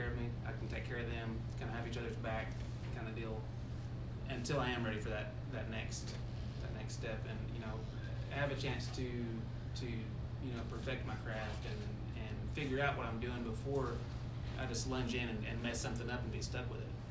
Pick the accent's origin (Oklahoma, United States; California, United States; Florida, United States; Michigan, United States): Oklahoma, United States; Poteau; moved away; also born or lived in Fort Smith; I'm from Poto